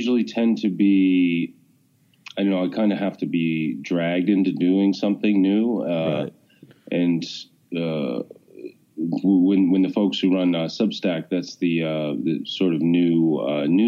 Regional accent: Massachusetts, United States; also born or lived in New York / Washington, D.C.; I live, just outside of Boston now, mm-hmm. and I've lived in Massachusetts. I grew up here

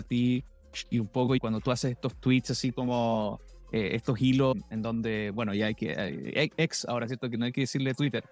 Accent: Valdivia, Los Ríos, Chile; moved away; also born or lived in Canada; yo soy de Valdivia

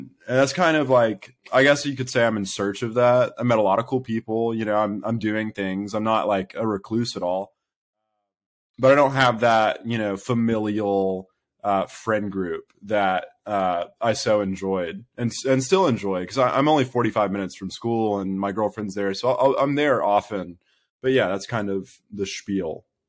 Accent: Birmingham, Alabama, United States; also born or lived in Tuscaloosa, Alabama; I'm from Birmingham, Alabama

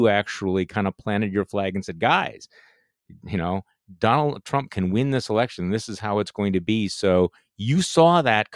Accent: Milwaukee North Shore suburbs, Wisconsin, United States; now in Mequon, United States; I grew up in the Milwaukee North Shore suburbs, okay? This is in Milwaukee County.

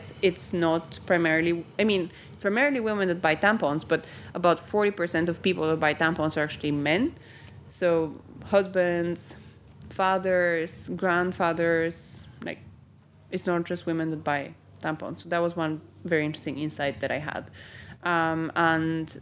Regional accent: Bulgaria; now in United Kingdom; I grew up in Bulgaria

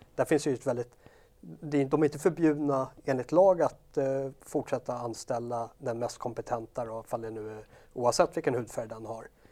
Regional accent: Sweden; vi är svenskar

